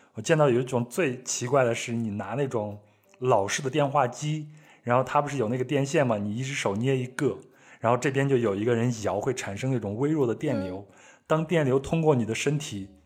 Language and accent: Chinese; China; 我们中国人的酒吧文化